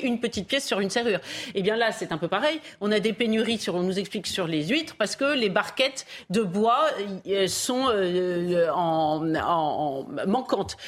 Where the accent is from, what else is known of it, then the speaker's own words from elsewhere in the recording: Paris, Île-de-France, France; j'ai vécu enfant à Paris